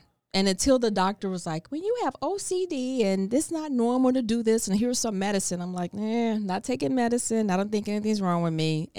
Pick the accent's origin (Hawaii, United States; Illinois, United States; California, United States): Illinois, United States; Chicago